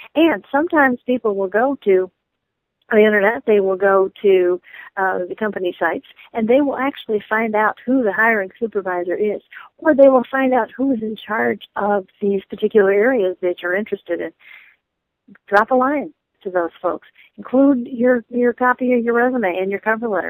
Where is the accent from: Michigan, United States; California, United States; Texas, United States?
Michigan, United States; I come from the Midwest uh, I'm from Michigan.